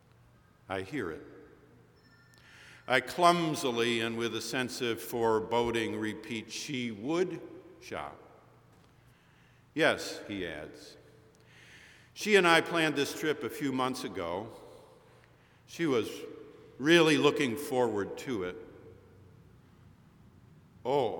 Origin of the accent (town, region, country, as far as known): Boston, Massachusetts, United States